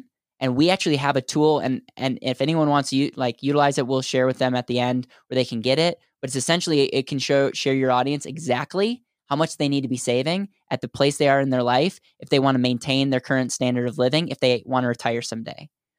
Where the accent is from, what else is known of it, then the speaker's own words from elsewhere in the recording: Wisconsin, United States; now in Denver, United States; So I'm in Denver, Colorado, and I grew up in Wisconsin.